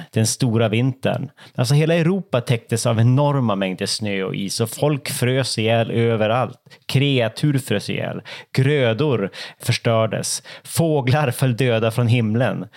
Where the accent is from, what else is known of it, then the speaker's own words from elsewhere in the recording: Norrland, Sweden; som norrlänning